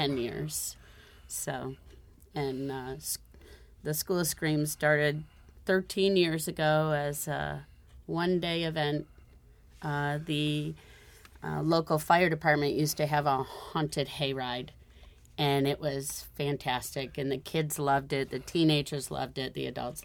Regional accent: Holly, Michigan, United States; so I was raised on a farm, so I had to get transported into a village. I was raised in Holly

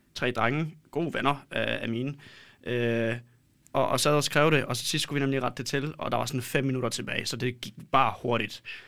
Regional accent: Poland; Danish is a second language; now in Denmark; jeg kommer fra Polen

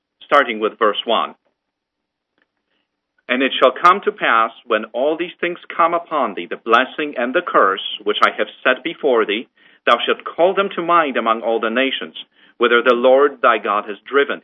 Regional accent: Poland; moved away; I was born in Poland, and I grew up in the areas that were previously, before the war, quite populated by the Jews

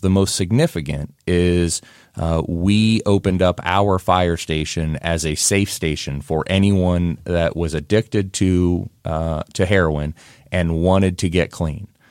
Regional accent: Whitehall, Ohio, United States; moved away as an adult; now in Pickerington, United States; I'm from Whitehall originally. Uh, and so grew up in Whitehall

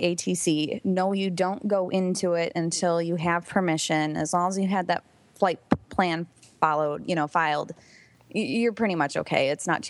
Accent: Detroit, Michigan, United States; moved away as an adult; now in Washington, D.C., United States; I'm from Detroit

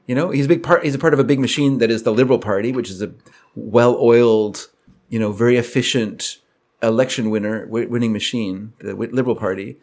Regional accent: United States; moved away; I'm an American

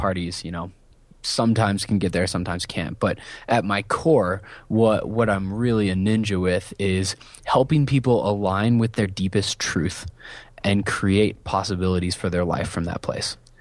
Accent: Southeast Iowa, United States; I grew up in a town of six hundred people in the middle of nowhere in Iowa.

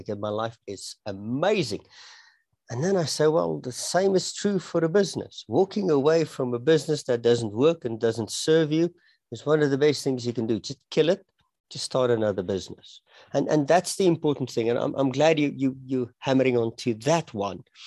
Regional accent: Pretoria, Gauteng, South Africa; moved away as an adult; now in Johannesburg, South Africa; I, I was born and I was raised in uh, Pretoria, the capital city of South Africa

